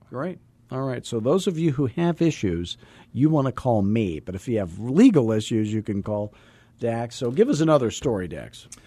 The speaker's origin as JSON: {"language": "English", "town": "Scottsdale", "region": "Arizona", "country": "United States", "said": "I'm from Scottsdale"}